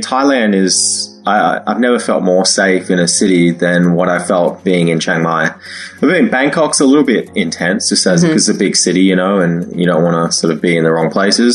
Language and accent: English; Australia; moved away as an adult; also born or lived in China / Toronto; I was at home uh, in Australia, in my hometown